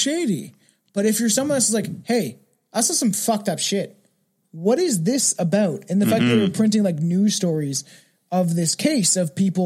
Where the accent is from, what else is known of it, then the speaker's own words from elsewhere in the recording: Ontario, Canada; Being Canadian